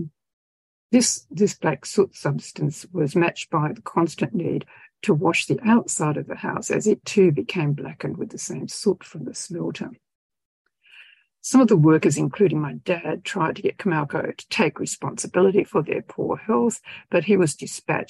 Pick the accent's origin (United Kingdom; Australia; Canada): Australia; George Town, Tasmania; moved away as an adult; also born or lived in southeast Queensland / Western Australia; My hometown of Georgetown has survived over the decades since I lived there